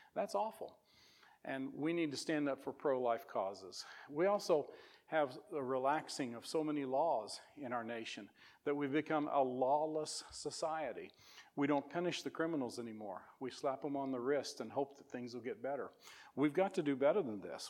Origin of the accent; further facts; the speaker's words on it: Missouri, United States; moved away as an adult; now in Whitehall, United States; I grew up in Missouri and have lived there the last 11 years